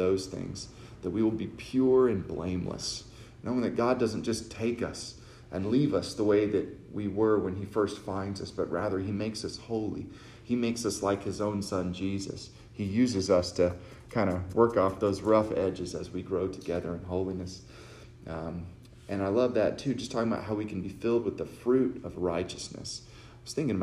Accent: Texas, United States; I'm from Texas. I got a different upbringing from people.

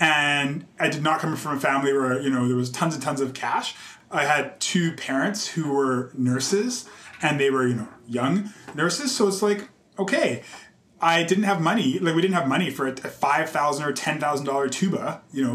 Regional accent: Calgary, Alberta, Canada; also born or lived in Nova Scotia; now in Toronto, Canada; I had a really great experience growing up in Calgary

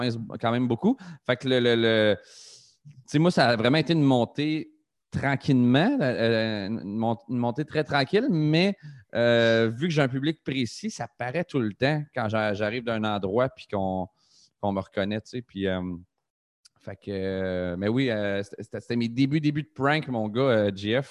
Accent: Trois-Rivières, Quebec, Canada; C'est ma ville natale, Trois-Rivières

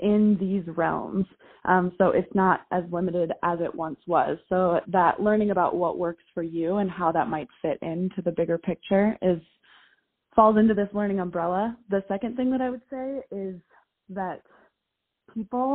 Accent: Minnesota, United States; I grew up in Minnesota, went to the University of Minnesota

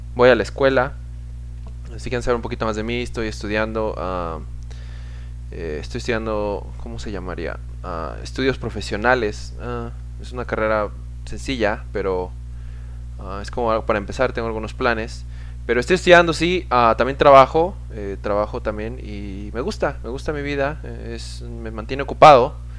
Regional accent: Pachuca, Hidalgo, Mexico; now in United States; yo era de Pachuca, de donde soy, mi mamá sí, uff, se rifaba con las enchiladas

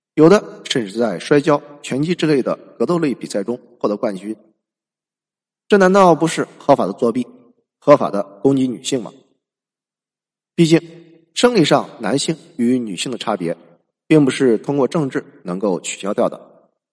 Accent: China; 我们中国人

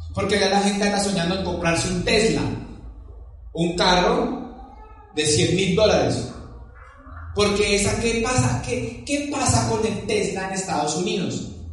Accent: Palmira, Valle del Cauca, Colombia; Yo soy de Palmira Valle, una ciudad pequeña también de 300.000 habitantes

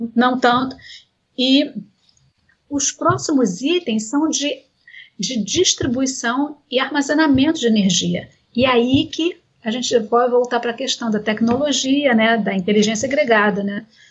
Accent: Brazil; Como brasileiros

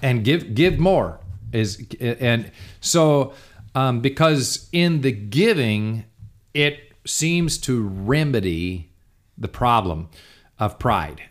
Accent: United States; I'm an American.

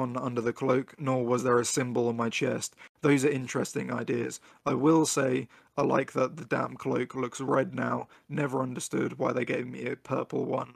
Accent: United Kingdom; me being a Brit

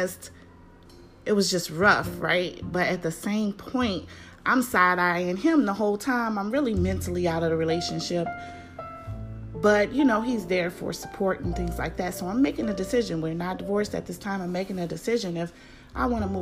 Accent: Chicago, Illinois, United States; moved away as an adult; also born or lived in Houston, Texas; We're both from Chicago.

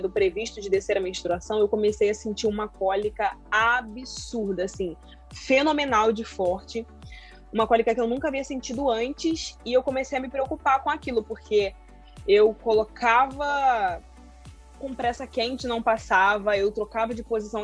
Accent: Rio de Janeiro, Brazil; sou carioca, moro no Rio de Janeiro.

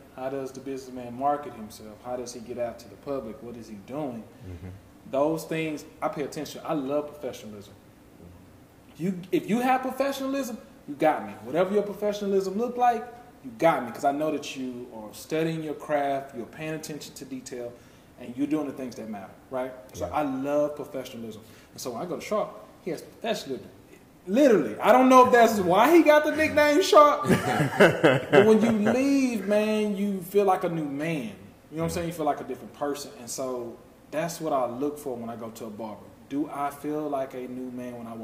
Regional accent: Texas, United States; moved away; from Texas, that's where I'm from, I didn't hear a lot of that growing up

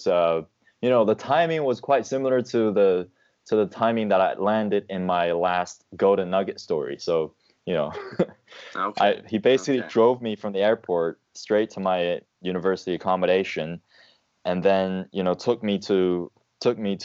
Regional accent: China; moved away as an adult; also born or lived in United Kingdom; I was from China, I was born and raised in an environment where I had this sort of big country mentality

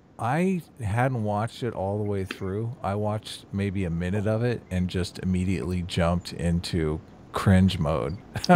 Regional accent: United States; I'm an American.

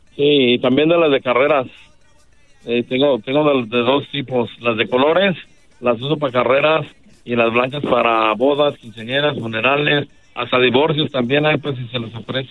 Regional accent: Guadalajara, Jalisco, Mexico; en Guadalajara, soy de Guadalajara, Jalisco, una colonia que se llama San Andrés, Orgullosamente

